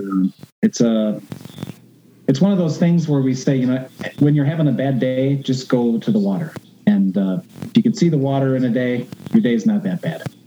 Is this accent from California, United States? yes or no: no; outside of Chicago, Illinois, United States; I grew up outside of Chicago in Illinois, where it's flat